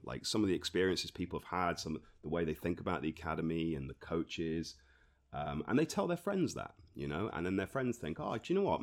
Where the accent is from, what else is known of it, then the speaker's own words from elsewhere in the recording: Torquay, South West England, United Kingdom; also born or lived in Reading; I was born in Torbay, um, so I've, I've lived here most of my life. I spent a couple of years away in Reading